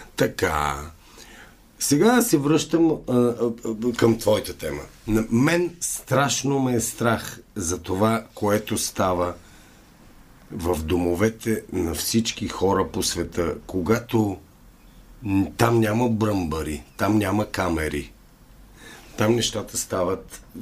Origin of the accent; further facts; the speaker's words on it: Bulgaria; moved away as an adult; also born or lived in Canada; аз казвам от България